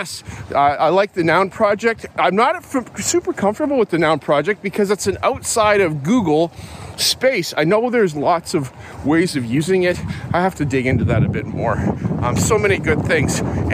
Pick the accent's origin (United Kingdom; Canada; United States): Canada; West Coast; I'm not from Moose Jaw. I'm from out on the West Coast because Moose Jaw is far away from there.